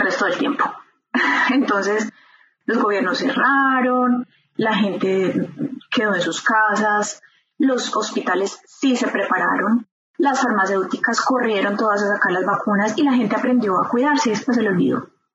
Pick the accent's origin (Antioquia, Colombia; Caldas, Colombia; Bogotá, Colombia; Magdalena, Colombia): Antioquia, Colombia; Medellín; moved away as an adult; also born or lived in Bern, Switzerland; now in Switzerland; nací en Medellín, Colombia